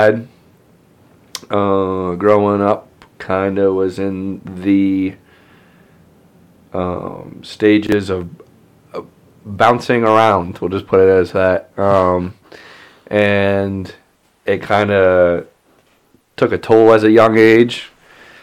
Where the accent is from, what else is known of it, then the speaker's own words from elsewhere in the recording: Franklin, Pennsylvania, United States; I'm originally from here. I was born in Franklin